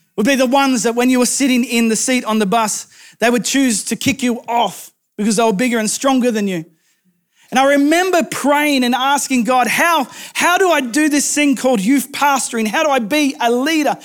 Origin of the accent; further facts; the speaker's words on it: rural New South Wales, Australia; moved away; my hometown in rural New South Wales